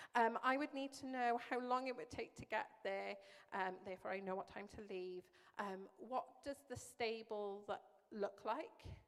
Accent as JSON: {"language": "English", "area": "Welsh", "region": "Wales", "country": "United Kingdom", "moved": "yes", "said": "I'm Welsh"}